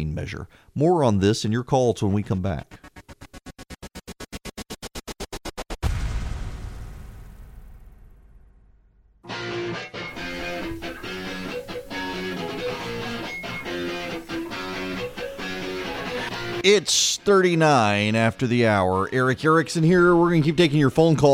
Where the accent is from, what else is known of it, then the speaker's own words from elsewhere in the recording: Louisiana, United States; moved away; I'm from Louisiana